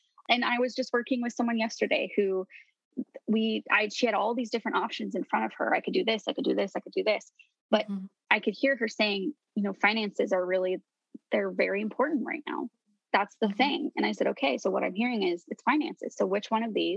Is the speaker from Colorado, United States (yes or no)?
yes; Colorado, United States; It's the drink of my home state.